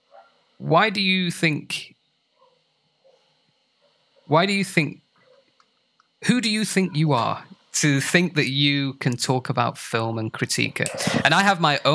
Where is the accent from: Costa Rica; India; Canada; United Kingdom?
United Kingdom; Sheffield, Yorkshire and the Humber; now in Lima, Peru; I'm from Sheffield in the north of England